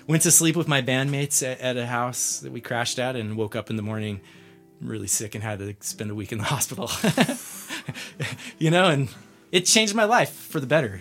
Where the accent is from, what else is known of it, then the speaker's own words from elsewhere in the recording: San Diego, California, United States; moved away as an adult; also born or lived in Salt Lake City / Gold Hill, Colorado; now in Lyons, United States; I'm originally from San Diego. I grew up there and lived most of my life to date there, and moved to Colorado about three and a half years ago.